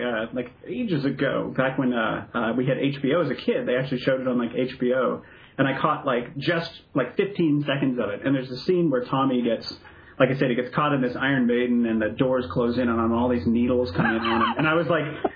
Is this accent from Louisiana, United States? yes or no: no; Bellingham, Washington, United States; I grew up in Bellingham, Washington